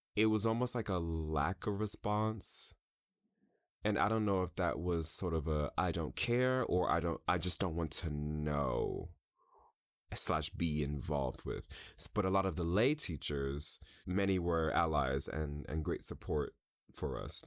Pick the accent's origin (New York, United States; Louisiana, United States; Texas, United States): New York, United States; moved away as an adult; also born or lived in Chicago; I'm from New York originally